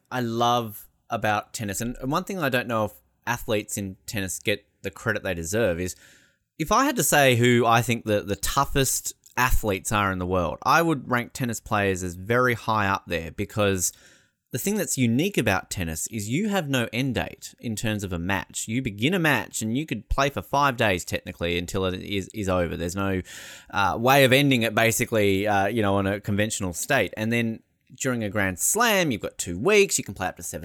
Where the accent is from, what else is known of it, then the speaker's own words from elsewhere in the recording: Australia; growing up in Australia